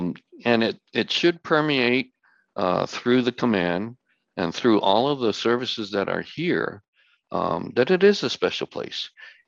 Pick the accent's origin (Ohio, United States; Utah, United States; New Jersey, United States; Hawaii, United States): Hawaii, United States; Both Noi and I are Native Hawaiian. And so, you know, we look at that, and I also look at the other perhaps three quarters of me, which is Chinese.